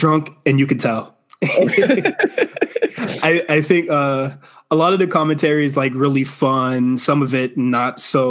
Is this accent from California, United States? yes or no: no; Florida, United States; even though I am from Florida.